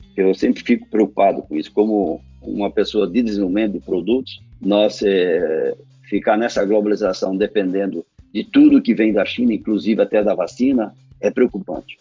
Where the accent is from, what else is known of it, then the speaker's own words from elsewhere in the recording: Lajeado, Rio Grande do Sul, Brazil; also born or lived in Porto Alegre / Florianópolis; Sou gaúcho, natural da cidade de Lajado, no Rio Grande do Sul.